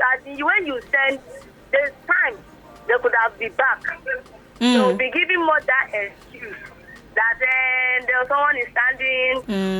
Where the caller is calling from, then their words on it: Iyana-Oworo, Lagos, Nigeria; I'm calling from Iyanaworo.